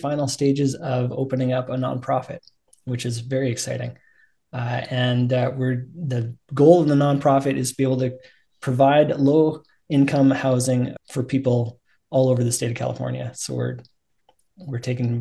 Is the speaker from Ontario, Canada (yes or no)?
no; Alberta, Canada; we came back out to Alberta. And I love Alberta. I grew up here